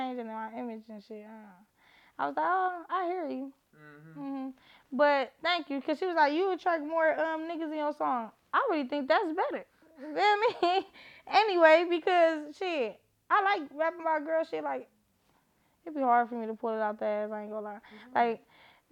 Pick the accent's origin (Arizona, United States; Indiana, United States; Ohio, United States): Ohio, United States; Cleveland; I'm an artist from Cleveland, Ohio